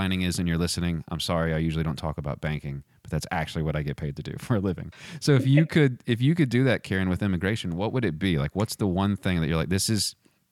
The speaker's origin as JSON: {"language": "English", "region": "Texas", "country": "United States", "said": "I'm from Texas"}